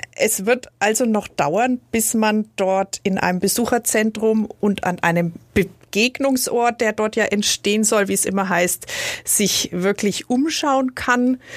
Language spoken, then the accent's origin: German; Nuremberg, Bavaria, Germany; als Nürnbergerin